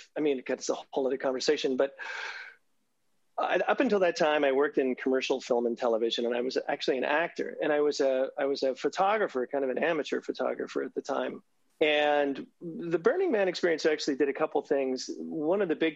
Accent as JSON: {"language": "English", "region": "New Jersey", "country": "United States", "tie": "born or raised there", "moved": "yes", "said": "as a kid, I grew up in New Jersey"}